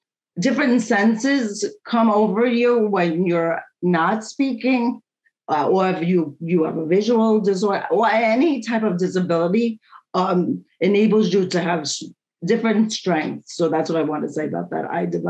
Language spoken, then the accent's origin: English; New York, United States; And I am a talker. I am from New York.